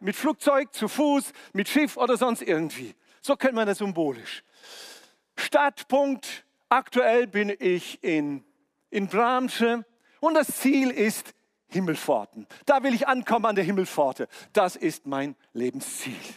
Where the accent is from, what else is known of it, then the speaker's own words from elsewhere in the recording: near Omsk, Siberia, Omsk Oblast, Russia; moved away; mein Geburtsort in Sibirien bei Omsk, äh, da bin ich geboren.